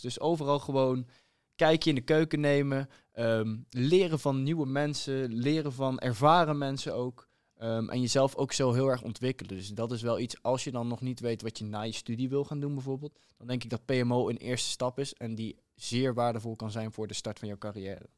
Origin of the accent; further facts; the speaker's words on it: Huissen, Gelderland, Netherlands; Ik kom uit Huissen, ligt naast Arnhem